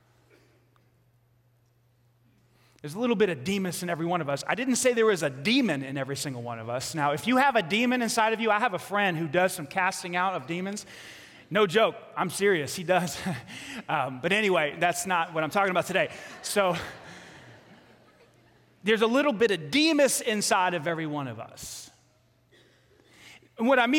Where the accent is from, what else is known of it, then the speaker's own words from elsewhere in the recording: New York City, New York, United States; I grew up in Staten Island, New York.